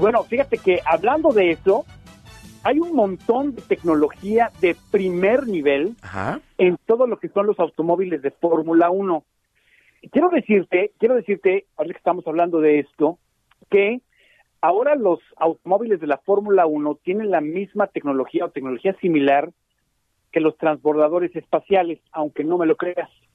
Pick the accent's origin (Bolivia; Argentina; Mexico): Mexico; nosotros los mexicanos